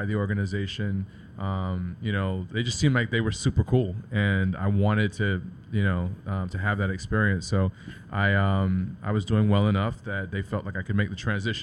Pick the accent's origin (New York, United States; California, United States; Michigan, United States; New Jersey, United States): New York, United States; New York City; also born or lived in Indianapolis, Indiana / Puerto Rico / Harlem, New York; I moved to Brooklyn when I was 6 years old. So okay. I grew up in New York